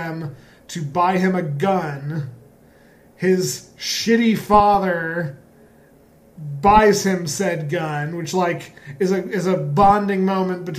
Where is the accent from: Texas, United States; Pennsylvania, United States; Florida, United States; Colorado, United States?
Colorado, United States; Growing up in Colorado, which did have cold winters and snow and all